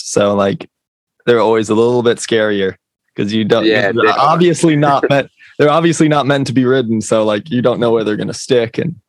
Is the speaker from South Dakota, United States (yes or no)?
yes; South Dakota, United States; I'm from South Dakota, which is where like Mount Rushmore is. And it's kind of in like the middle of nowhere. And I'm like a 6 or 7 hour drive from any big skate parks.